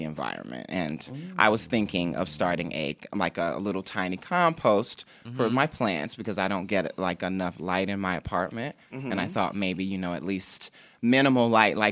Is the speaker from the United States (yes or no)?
yes; North Carolina, United States; moved away; I'm from North Carolina